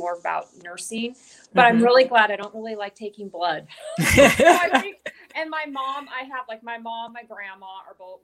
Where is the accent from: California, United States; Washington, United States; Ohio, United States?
Washington, United States; moved away as an adult; I'm from Washington State originally. So okay. I was born and raised here